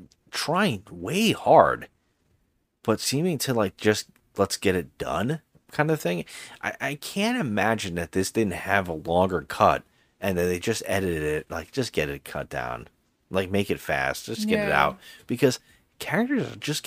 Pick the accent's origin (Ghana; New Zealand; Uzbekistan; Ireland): Ireland; And so, and as an Irish person, fuck this movie. You know, as an Irish person, fuck it.